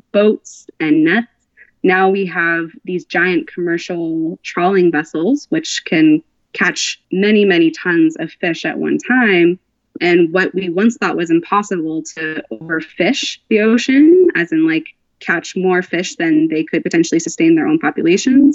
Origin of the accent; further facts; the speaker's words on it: United States; I'm from the United States